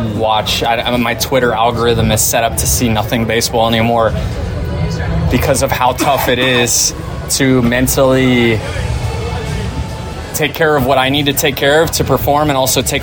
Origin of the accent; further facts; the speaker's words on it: Tampa, Florida, United States; it's my hometown